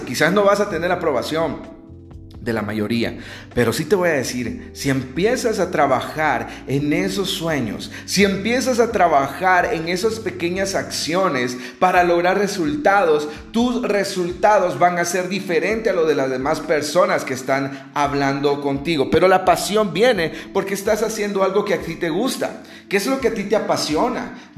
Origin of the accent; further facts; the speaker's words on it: El Salvador; now in Guatemala City, Guatemala; actualmente yo soy salvadoreño, estoy fuera de mi país, estoy en un país cercano, no está ahí lejos, estoy en Guatemala, en la capital.